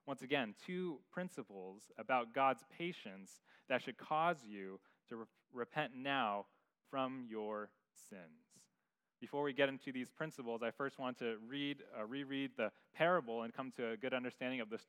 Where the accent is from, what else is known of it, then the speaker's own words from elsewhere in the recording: San Francisco, California, United States; growing up in San Francisco, in my backyard was concrete